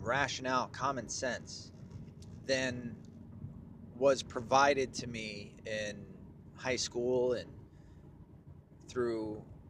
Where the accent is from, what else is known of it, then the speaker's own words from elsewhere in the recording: Tennessee, United States; also born or lived in Mount Home, Arkansas / Michigan / New York; as a quick summary, I was born in Mount Home, Arkansas. I was raised in Tennessee and Michigan, some in New York.